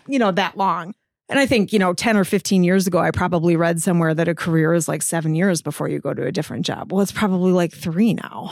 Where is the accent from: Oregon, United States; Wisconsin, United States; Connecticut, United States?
Wisconsin, United States; Cross Plains; I grew up just outside of Cross Plains. So I am a Middleton High School grad